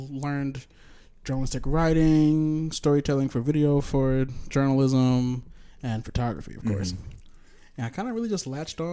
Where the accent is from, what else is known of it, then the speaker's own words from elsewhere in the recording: Milwaukee, Wisconsin, United States; I am from Milwaukee